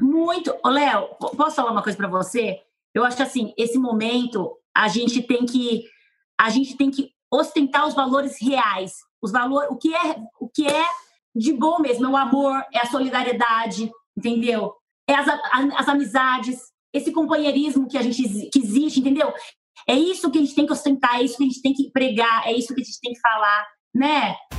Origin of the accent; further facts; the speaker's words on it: Penápolis, São Paulo, Brazil; accent: caipira; moved away; eu vim de Penápolis